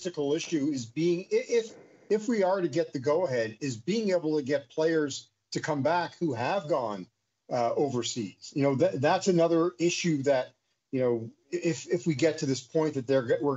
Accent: Toronto, Ontario, Canada; also born or lived in Montreal; I was born in Montreal, raised in Toronto

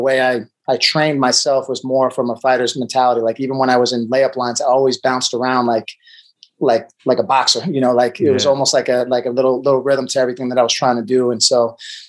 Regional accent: Long Island, New York, United States; also born or lived in Puerto Rico; I was in Suffolk County for a long time

